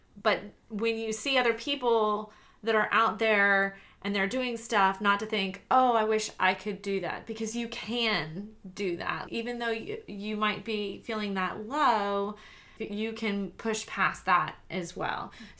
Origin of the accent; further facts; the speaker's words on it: Savannah, Georgia, United States; I came from Savannah, Georgia, and a lot of people were having to fight the hurricane